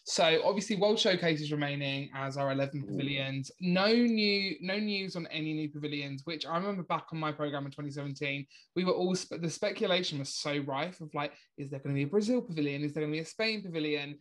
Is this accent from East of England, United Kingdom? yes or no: yes; Essex, East of England, United Kingdom; accent: Essex; my Essex accent.